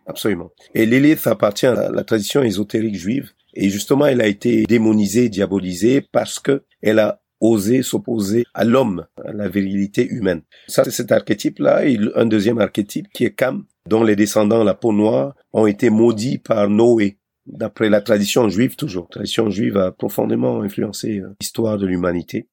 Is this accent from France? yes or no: no; Cameroon; moved away; also born or lived in Europe; mon pays natal, le Cameroun